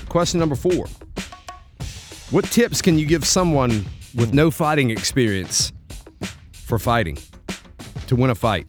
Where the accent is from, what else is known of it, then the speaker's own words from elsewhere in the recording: United States; as an American